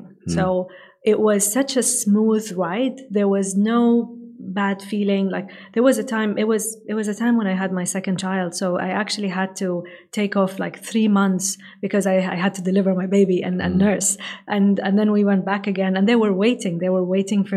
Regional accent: Saudi Arabia; English is a second language; I come from Saudi Arabia.

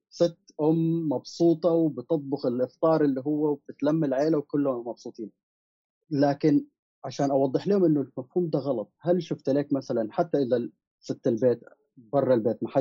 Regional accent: Sudan; also born or lived in Gulf / United States; انا كشاب سوداني متربى في الخليج كان في مشكلتين اول شيء انه لما كنت بمشي دول الغرب وانا في امريكا كنت آه، بدرس

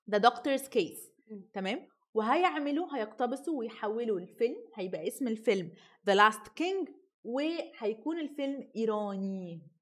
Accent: Egypt; احنا كمصريين

